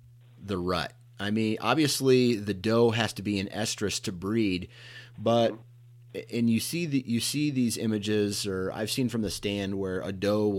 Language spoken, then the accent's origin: English; Iowa, United States; I'm from Iowa.